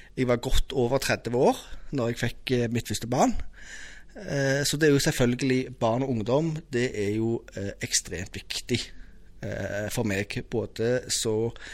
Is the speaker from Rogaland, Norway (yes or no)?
yes; Stavanger, Rogaland, Norway; also born or lived in Mosterøy; jeg har vokst opp på Madla